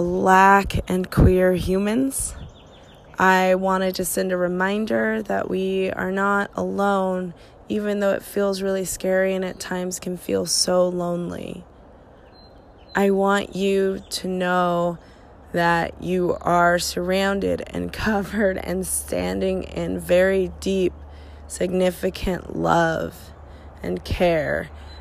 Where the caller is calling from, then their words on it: Portland, Oregon, United States; I am calling from Portland, Oregon.